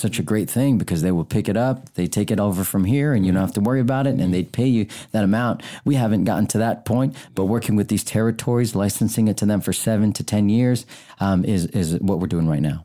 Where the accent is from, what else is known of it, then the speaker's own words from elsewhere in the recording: United States; I was born here in America 'cause of my dad joined the Navy